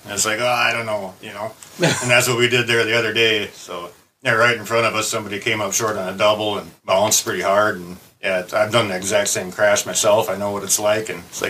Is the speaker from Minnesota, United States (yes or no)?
yes; Brainerd, Minnesota, United States; also born or lived in Willmar, Minnesota; I've been around here. I think we moved up from Wilmer when I was like 3 or 4 years old. So I've been in the Brainerd area my whole life.